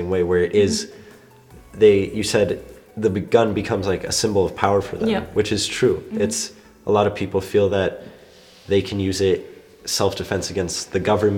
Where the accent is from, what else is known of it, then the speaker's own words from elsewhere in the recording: United States; now in Germany; I come from the United States